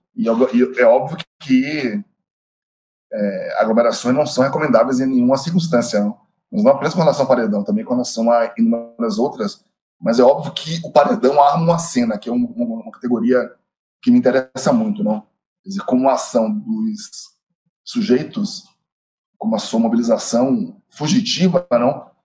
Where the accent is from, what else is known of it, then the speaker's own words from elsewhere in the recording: Bahia, Brazil; eu sou baiano